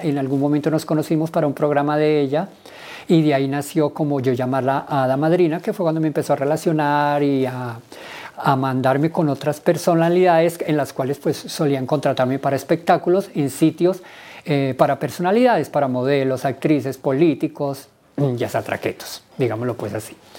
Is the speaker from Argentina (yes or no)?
no; Villavicencio, Meta, Colombia; moved away as an adult; now in Bogotá, Colombia; Soy del Llano, de Villavicencio